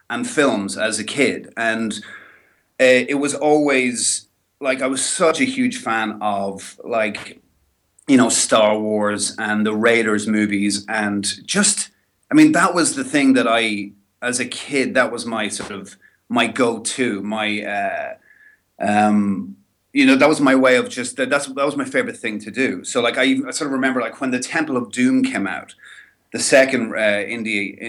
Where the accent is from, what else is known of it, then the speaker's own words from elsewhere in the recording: Dundalk, County Louth, Ireland; also born or lived in Dublin; I'm from Dundalk, and when I was four, we went to Dublin for a year.